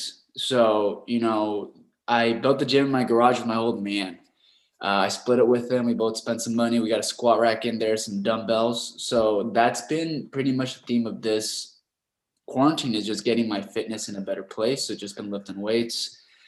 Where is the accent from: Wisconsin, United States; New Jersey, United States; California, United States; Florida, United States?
California, United States; Rancho Cucamonga; also born or lived in Los Angeles; I was born in downtown LA, but my folks moved us out to Rancho Cucamonga. It's in the outskirts of Los Angeles. It's a very suburban neighborhood. We're like out in the desert, and that's where I grew up